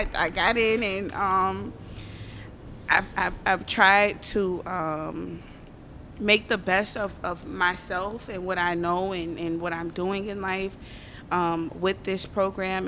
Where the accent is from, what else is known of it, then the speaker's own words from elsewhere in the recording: New Orleans, Louisiana, United States; I'm from the West Bank, the West Bank